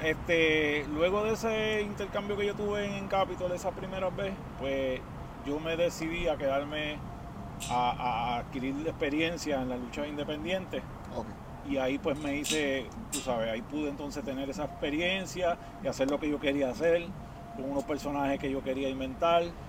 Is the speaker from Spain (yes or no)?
no; Puerto Rico; fue en Puerto Rico. Eh, de chamaquito